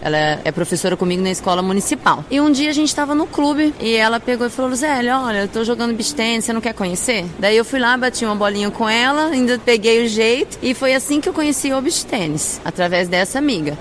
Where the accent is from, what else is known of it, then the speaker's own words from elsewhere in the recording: Mato Grosso do Sul, Brazil; pessoas lá do meu estado mesmo, Mato Grosso do Sul